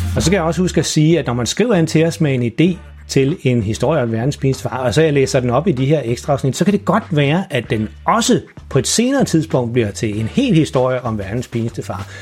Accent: Farum, Capital Region of Denmark, Denmark; moved away; jeg opvoksede i Farum

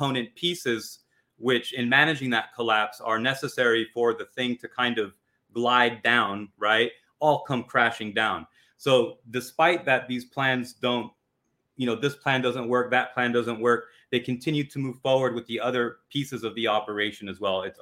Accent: United States; as an American

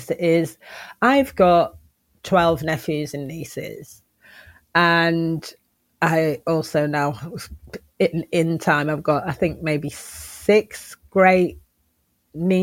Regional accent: Manchester, North West England, United Kingdom; moved away as an adult; also born or lived in Oxford / London; I am Manchester born and bred

